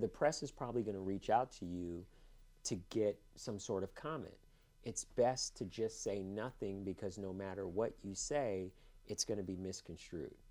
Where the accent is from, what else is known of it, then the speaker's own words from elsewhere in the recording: Los Angeles, California, United States; also born or lived in Cupertino, California; I went to UCLA. I grew up in Los Angeles